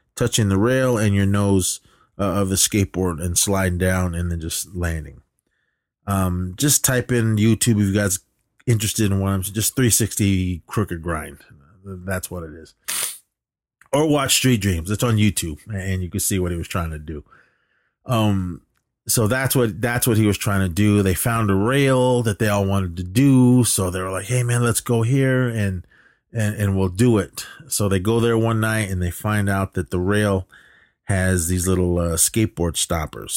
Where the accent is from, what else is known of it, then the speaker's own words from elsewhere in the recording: Oakland, California, United States; I lived down in the flatlands of Oakland